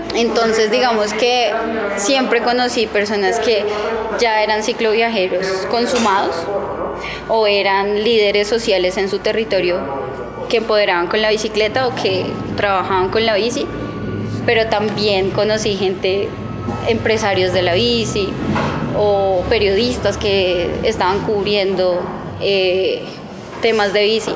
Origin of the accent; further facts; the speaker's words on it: Bogotá, Colombia; yo soy una rola en bici